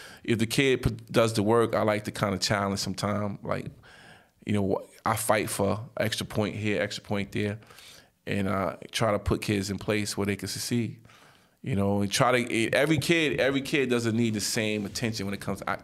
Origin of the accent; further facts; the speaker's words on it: New York City, New York, United States; I'm from Nostrand and Halsey. I went to 258.